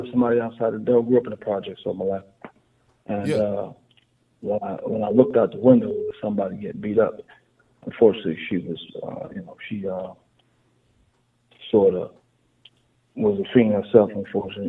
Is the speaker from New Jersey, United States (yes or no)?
yes; New Jersey, United States; I'm from Jersey